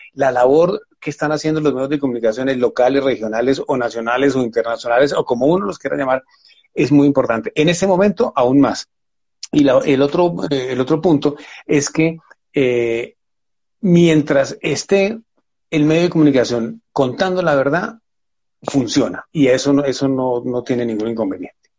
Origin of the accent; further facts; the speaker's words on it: Buga, Valle del Cauca, Colombia; now in Bogotá, Colombia; nací en Buga, en el Valle del Cauca, vivo en Bogotá desde mucho tiempo